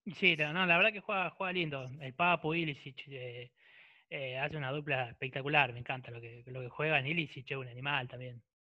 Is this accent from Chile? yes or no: no; Punta Alta, Buenos Aires Province, Argentina; yo soy de Punta Alta están ahí a 30 kilómetros de distancia